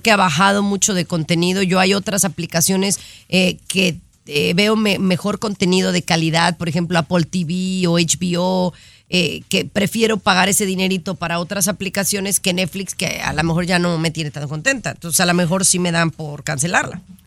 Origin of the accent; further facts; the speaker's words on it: Mexico; moved away; estoy preocupada por lo que está pasando en mi país, allá en México.